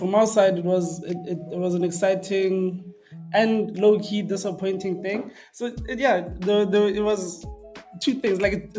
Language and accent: English; Gqeberha, Eastern Cape, South Africa; So I'm from Gqeberha, born and raised.